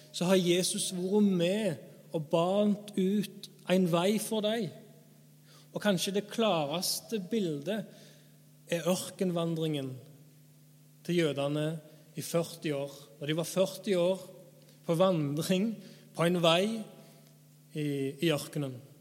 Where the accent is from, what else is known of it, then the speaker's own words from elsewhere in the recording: Erfjord, Rogaland, Norway; jeg er forkynner, jeg er fra Erfjord, jeg er 30 år